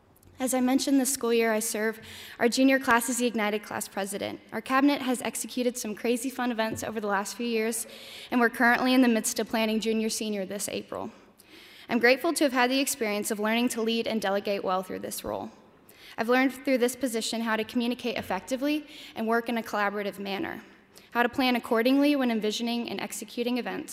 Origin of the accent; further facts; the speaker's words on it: Louisville, Kentucky, United States; also born or lived in Alaska; I'm from Louisville, Kentucky, but lived in Alaska as well, so both are home to me.